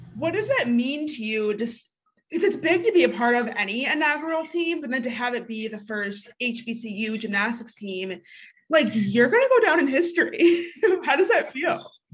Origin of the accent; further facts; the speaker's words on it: Michigan, United States; We're from Michigan